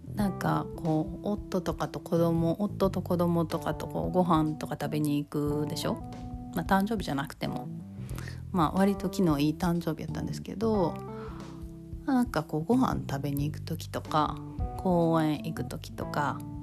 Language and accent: Japanese; Kansai, Japan; accent: Kansai-ben